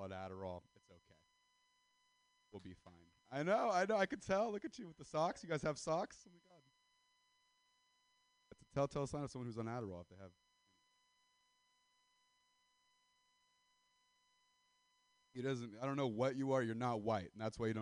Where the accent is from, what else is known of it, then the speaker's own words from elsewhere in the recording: Stockton, California, United States; I'm from Central Valley, California. I'm not from Stockton for nothing